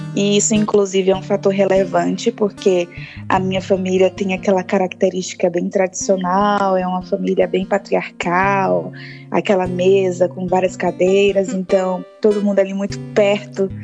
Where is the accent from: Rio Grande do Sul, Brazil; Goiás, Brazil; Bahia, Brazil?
Bahia, Brazil; Salvador; moved away as an adult; now in São Paulo, Brazil; Eu venho de lá da Bahia, mais precisamente de Salvador. E eu vim para São Paulo em 2015